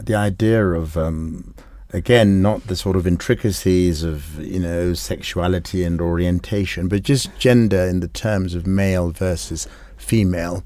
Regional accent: Kenya; we are Africans, because we're Kenyan

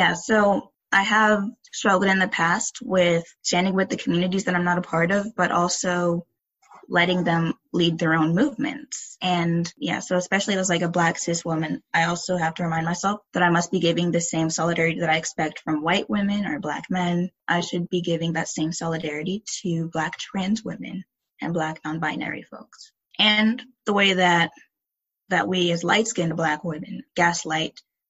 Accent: Henrico County, Virginia, United States; I grew up in Henrico County, Virginia

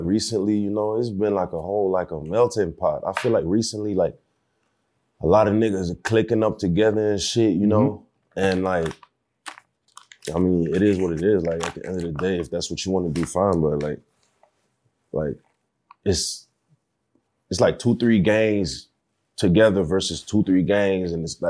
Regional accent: Marietta, Georgia, United States; moved away as an adult; now in Montreal, Canada; I was actually born in Montreal, but I was raised in Marietta, Georgia.

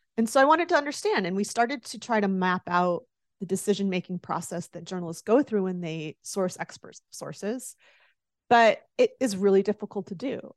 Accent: the South, United States; I grew up in the South, and as you well know, football is close to religion in the South

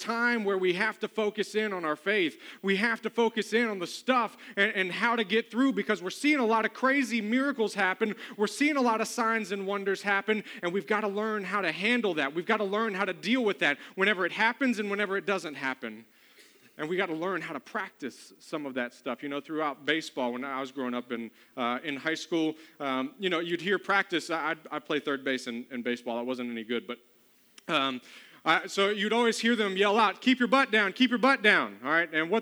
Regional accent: the South, United States; I'm from the South

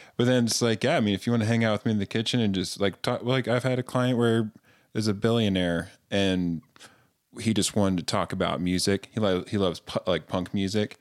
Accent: Greensboro, North Carolina, United States; now in Utah, United States; I grew up in North Carolina in the South

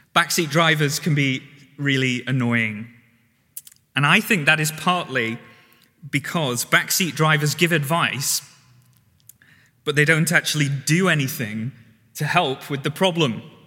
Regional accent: the North, the north of England, United Kingdom; moved away; I'm from the North

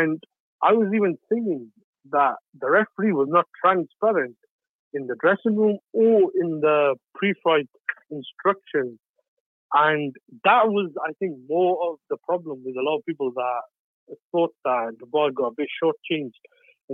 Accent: United Kingdom; I'm British

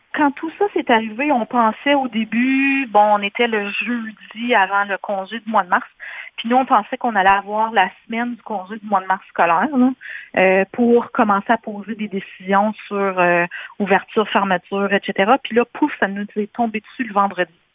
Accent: White River, Ontario, Canada; moved away as an adult; also born or lived in Sudbury / Barrie; j'ai fait mon secondaire, etc., dans le nord euh, de l'Ontario, une petite place qui s'appelle White River

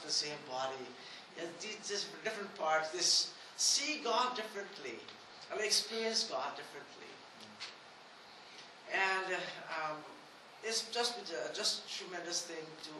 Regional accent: Guyana; I am from Guyana, the same country as Dr. Mariah

